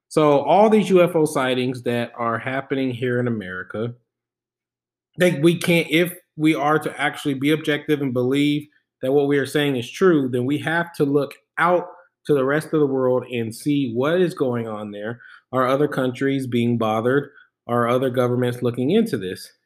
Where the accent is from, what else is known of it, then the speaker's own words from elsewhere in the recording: Germany; I was born in Germany